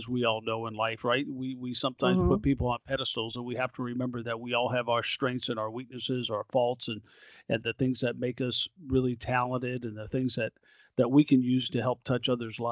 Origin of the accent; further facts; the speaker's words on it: Oklahoma City, Oklahoma, United States; my hometown